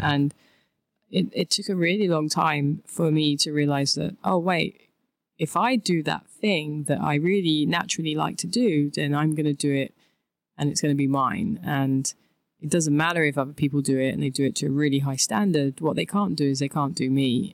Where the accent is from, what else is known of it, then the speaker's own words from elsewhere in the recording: London, United Kingdom; I'm from England. I'm from a lovely place called Thamesmead in southeast London.